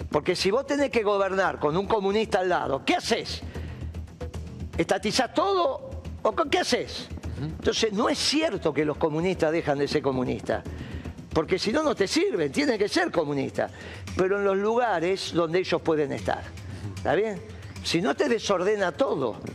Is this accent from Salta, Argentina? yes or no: no; Leones, Córdoba, Argentina; Yo vengo de Leones, en Córdoba. Una ciudad pequeña, capital nacional del trigo